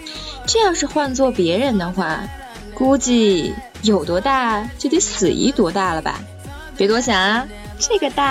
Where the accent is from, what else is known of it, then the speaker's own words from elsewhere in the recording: Beijing, China; 我是北京人嘛